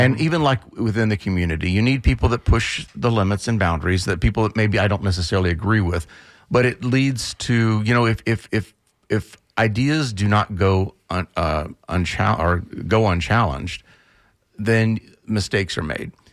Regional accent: central Florida, United States; now in Tampa, United States; I was born in central Florida, moved to Tampa forty-ish years ago

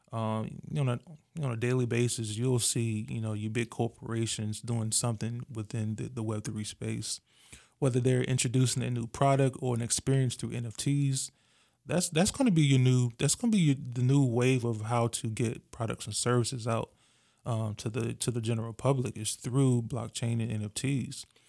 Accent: Virginia Beach, Virginia, United States; I'm originally from Virginia Beach, Virginia

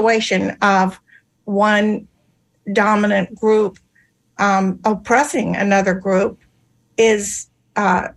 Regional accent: Georgia, United States; moved away as an adult; now in Florida, United States; I grew up in the Deep South in a small town in Georgia

